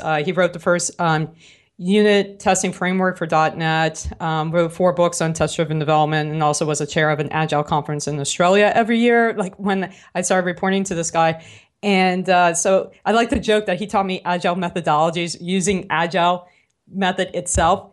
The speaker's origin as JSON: {"language": "English", "town": "New Orleans", "region": "Louisiana", "country": "United States", "accent": "New Orleans", "said": "my New Orleans accent"}